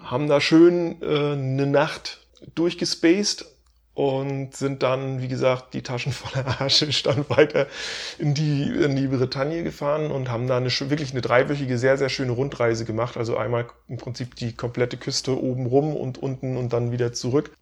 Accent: Baltic Sea coast, Germany; moved away; meine Heimat erinnert, also äh, an der Ostsee, in der ich eben jetzt seit 20 Jahren nicht mehr lebe

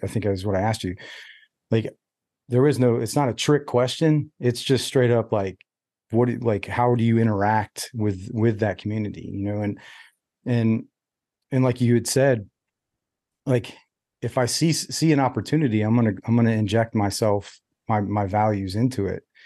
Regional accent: United States; I'm an American, like through and through

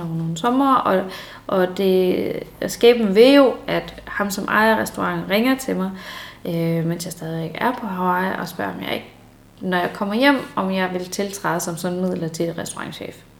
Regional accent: Denmark

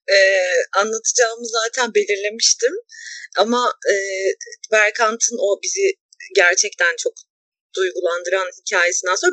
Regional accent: a small Anatolian city, Turkey; bir de küçük bir Anadolu şehrinde büyüdüm ben.

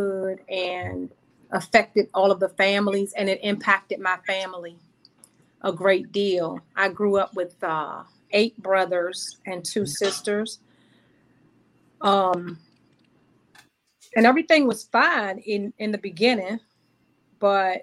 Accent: Washington, District of Columbia, United States; we grew up over there in Northeast by McKinley Tech

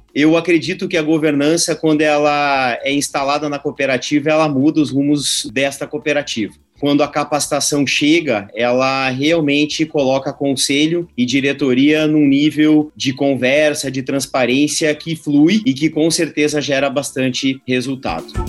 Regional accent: Brazil; a gente como brasileiro

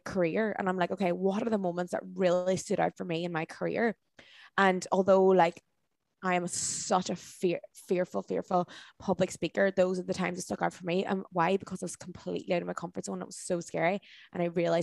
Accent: Dublin, Leinster, Ireland; places like Dublin, my hometown

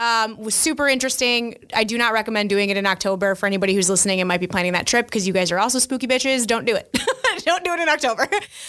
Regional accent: Romeoville, Illinois, United States; I grew up in Romeoville, which is right next to Bolingbrook.

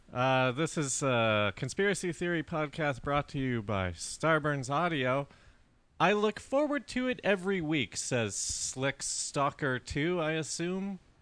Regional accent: Colorado, United States; growing up in Colorado

